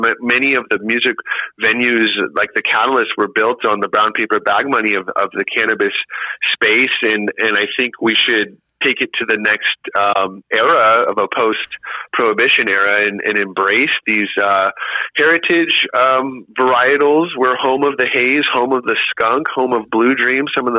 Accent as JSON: {"language": "English", "area": "El Dorado County", "region": "California", "country": "United States", "said": "I'm from El Dorado County in the AVA of Apple Hill region."}